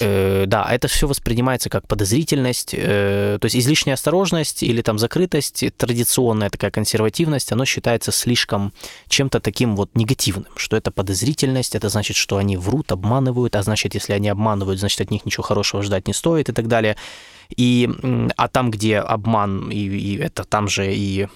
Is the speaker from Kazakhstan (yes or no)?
no; Ukraine; в Украине